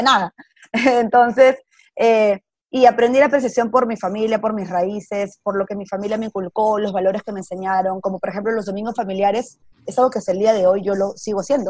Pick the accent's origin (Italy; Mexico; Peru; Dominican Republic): Peru; first language Spanish; moved away as an adult; now in New York, United States; Yo estudié en un colegio católico en Perú y, las amigas que tuve desde ahí, desde primer grado, son mis amigas hasta el día de hoy